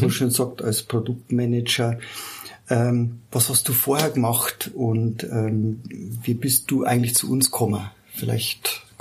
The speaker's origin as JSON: {"language": "German", "town": "Landshut", "region": "Bavaria", "country": "Germany", "tie": "born or raised there", "said": "ich bin äh, gebürtiger Landshuter, genau. Gebürtiger Landshuter, genau. Wir sind hier in Ergolding"}